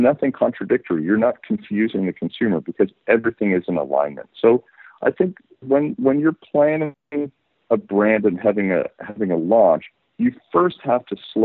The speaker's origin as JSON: {"language": "English", "country": "Canada", "tie": "born or raised there", "also_born_or_lived": "United Kingdom / San Francisco Bay Area, California, United States", "moved": "as an adult", "lives_now": "Barcelona, Spain", "said": "I was born in the UK, but I grew up in Canada and then lived for 20 years in the Bay Area"}